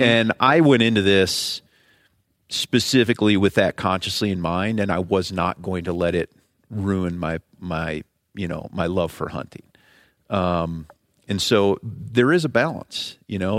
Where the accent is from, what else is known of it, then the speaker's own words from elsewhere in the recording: Ohio, United States; moved away as an adult; I grew up in Ohio